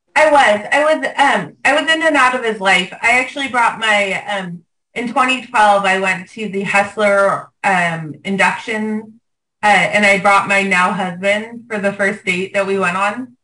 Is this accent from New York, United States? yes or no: no; Los Angeles, California, United States; growing up in Venice